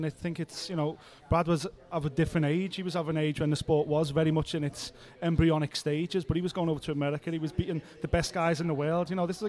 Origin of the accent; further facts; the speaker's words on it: Liverpool, North West England, United Kingdom; He's dragged the UFC kicking and screaming to my hometown.